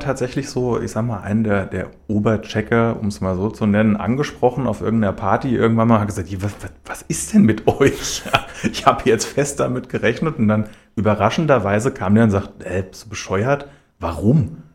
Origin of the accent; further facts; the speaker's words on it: Schlüchtern, Hesse, Germany; moved away as an adult; now in Hanau, Germany; Ich bin 30, ich äh, wohne aktuell in Hanau, bin aber in Schlüchtern geboren und aufgewachsen